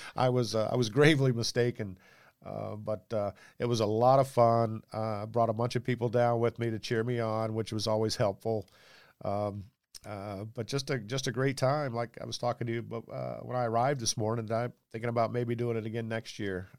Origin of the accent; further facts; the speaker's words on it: Jacksonville, Florida, United States; I'm a native Floridian, I was born in Jacksonville